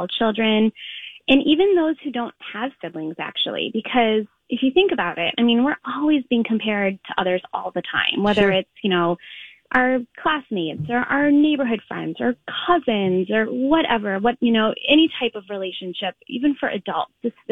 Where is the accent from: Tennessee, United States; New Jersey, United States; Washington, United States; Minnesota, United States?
Minnesota, United States; St. Paul; also born or lived in Linden Hills, Minneapolis; I grew up in St. Paul and Red Balloon is where my mom would take me when I was a little girl.